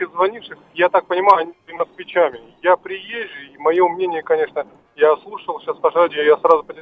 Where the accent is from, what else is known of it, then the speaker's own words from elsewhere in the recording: Moscow, Russia; я как там коренной москвич, там, в не, в не первом поколении